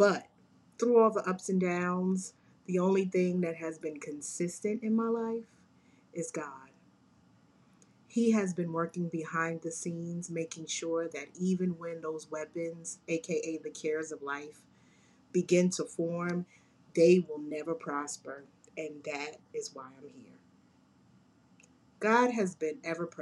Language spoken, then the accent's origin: English; Jersey City, New Jersey, United States; I'm a Jersey girl, born and raised in Jersey City, New Jersey.